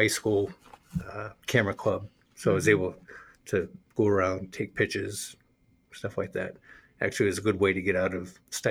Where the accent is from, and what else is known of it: Kittery, Maine, United States; born or raised there; also born or lived in Portsmouth, New Hampshire; now in Rochester, United States